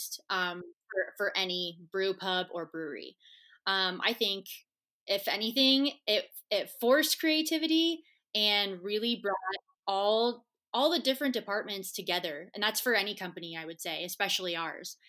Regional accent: Colorado, United States; moved away; I'm originally from Colorado

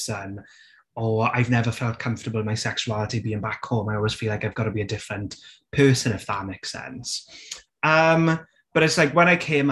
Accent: South Wales Valleys, United Kingdom; accent: Welsh; I grew up in the South Wales Valleys

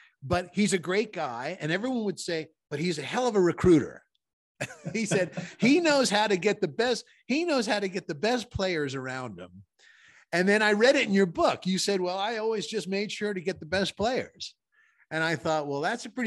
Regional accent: Connecticut, United States; moved away; I'm from Connecticut

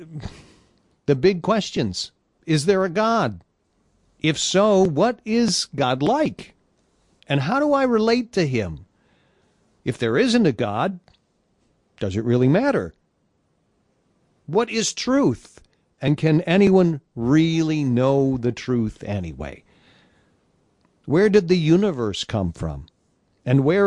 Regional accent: Detroit, Michigan, United States; Motown, Detroit, where I was born and raised

